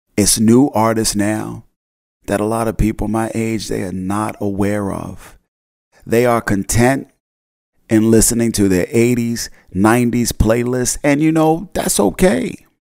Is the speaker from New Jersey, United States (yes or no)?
yes; New Jersey, United States; I grew up in the North Jersey area